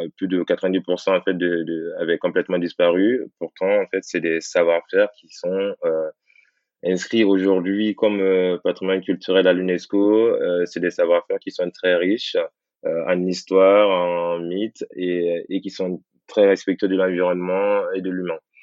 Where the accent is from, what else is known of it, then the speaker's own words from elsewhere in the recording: Guinea; moved away; je suis originaire de la Guinée